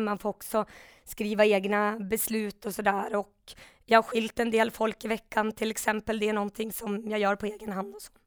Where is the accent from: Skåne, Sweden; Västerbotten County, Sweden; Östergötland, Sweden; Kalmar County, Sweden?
Västerbotten County, Sweden; Umeå; also born or lived in Stockholm; i Umeå då, där jag är uppvuxen, jag pluggade i Stockholm